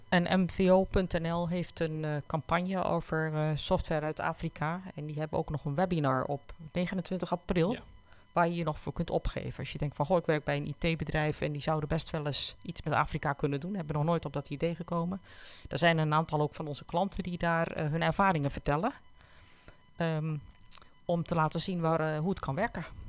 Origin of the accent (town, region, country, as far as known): Netherlands